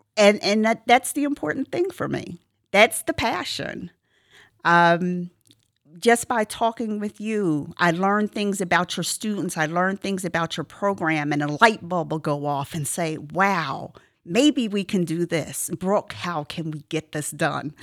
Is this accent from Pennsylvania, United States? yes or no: yes; Philadelphia, Pennsylvania, United States; moved away as an adult; I grew up in the Philadelphia region